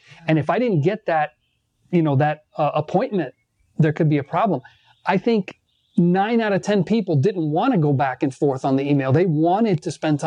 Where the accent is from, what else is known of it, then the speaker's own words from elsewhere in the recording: Miami, Florida, United States; I was born here in Miami, and my parents on both sides came from Cuba, and they got married here